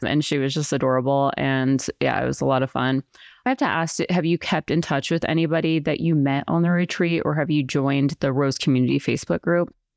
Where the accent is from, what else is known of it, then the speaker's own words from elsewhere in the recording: Colorado, United States; moved away as an adult; also born or lived in New York City; I'm from Colorado, I left when I was eighteen, went to New York City